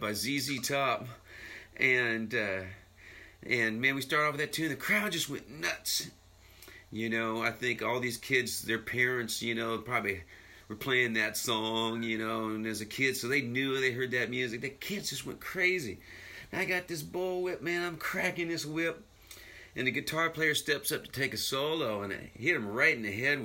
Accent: Boise, Idaho, United States; I moved to the big city of Boise, my hometown

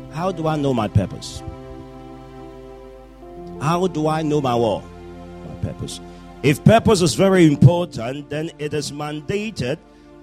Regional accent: Ghana; I was born in Ghana

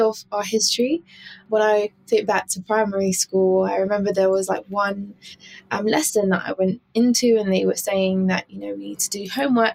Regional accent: United Kingdom; also born or lived in New Zealand; I am a British born Jamaican

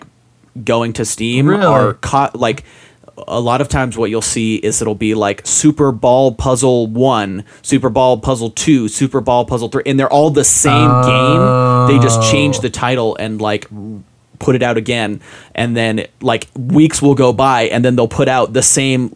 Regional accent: Utah, United States; I grew up in Utah. I went to like all of my schooling in Utah

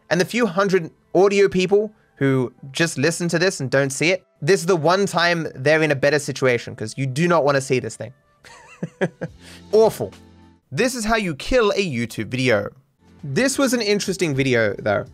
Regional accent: Australia; as an Australian

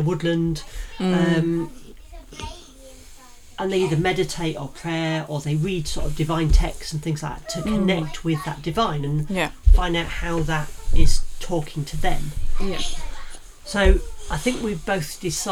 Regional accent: Yorkshire and the Humber, United Kingdom; accent: Yorkshire; my Yorkshire accent comes out.

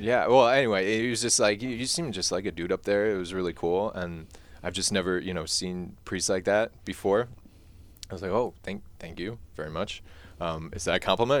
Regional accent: Mundelein, Illinois, United States; back to Mundelein, back to my hometown

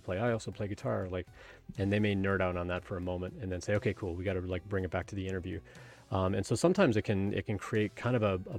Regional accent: Canada; I grew up in Canada and I played ice hockey for 12 years

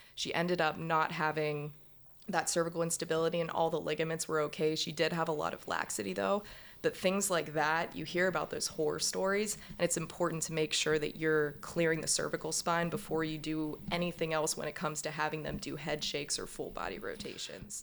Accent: Pittsburgh, Pennsylvania, United States; moved away as an adult; also born or lived in Central Michigan University, Michigan / Boston, Massachusetts; now in Baltimore, United States; I'm from Pittsburgh

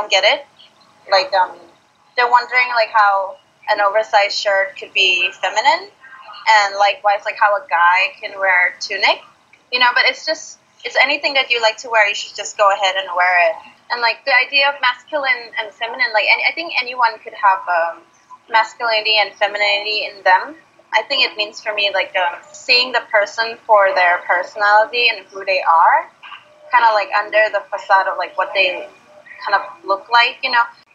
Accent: Thailand; now in Australia; growing up in Thailand

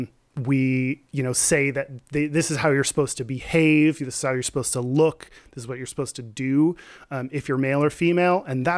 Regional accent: Texas, United States; I grew up in Texas.

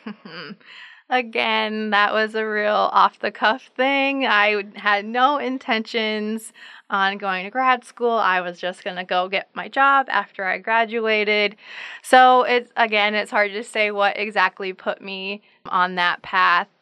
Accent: Sisseton, South Dakota, United States; moved away as an adult; now in Brookings, United States; I am originally from Sisseton, South Dakota

